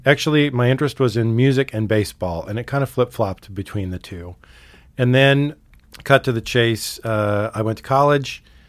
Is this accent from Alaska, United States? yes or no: yes; Sitka, Alaska, United States; also born or lived in Montana; now in Missoula, United States; I grew up in Sitka, Alaska